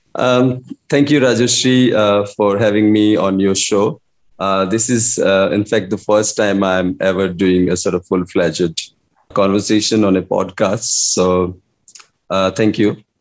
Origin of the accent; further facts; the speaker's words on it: India; English is a second language; also born or lived in Delhi / Iowa City; me being an Indian